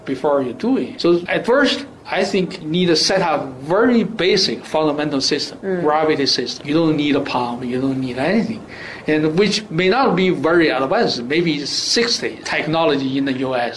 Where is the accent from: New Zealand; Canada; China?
China; now in United States; my home country